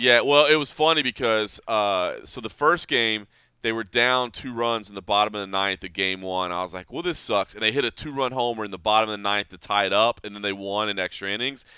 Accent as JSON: {"language": "English", "town": "Dallas", "region": "Texas", "country": "United States", "tie": "born or raised there", "moved": "yes", "lives_now": "Las Vegas, United States", "said": "I grew up in Dallas."}